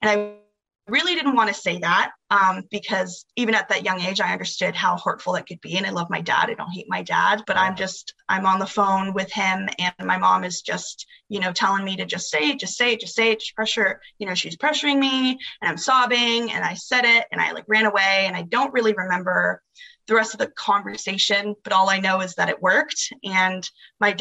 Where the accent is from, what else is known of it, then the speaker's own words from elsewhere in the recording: Arizona, United States; I'm from Arizona. My mom lived here in Arizona up until I was the age of 9